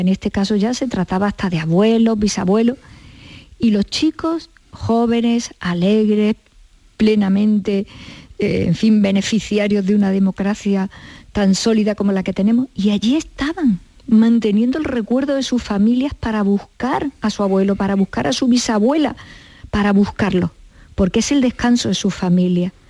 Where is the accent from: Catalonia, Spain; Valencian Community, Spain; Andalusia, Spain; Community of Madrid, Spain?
Andalusia, Spain; Córdoba; yo soy cordobesa.